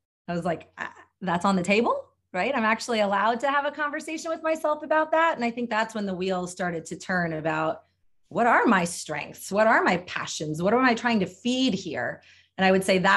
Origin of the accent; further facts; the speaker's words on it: Delaware, United States; I grew up in Delaware